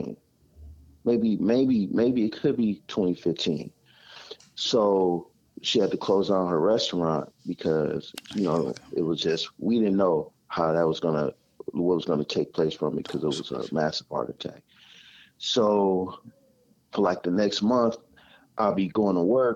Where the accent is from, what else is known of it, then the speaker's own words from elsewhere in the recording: Pasadena, California, United States; I'm from Pasadena